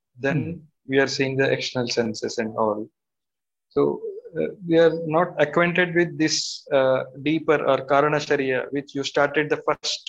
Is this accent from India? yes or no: yes; Hyderabad, Telangana, India; I'm from Hyderabad.